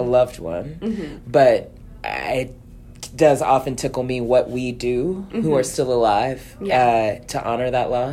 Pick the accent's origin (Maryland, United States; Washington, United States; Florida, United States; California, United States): Maryland, United States; Baltimore; I grew up in Baltimore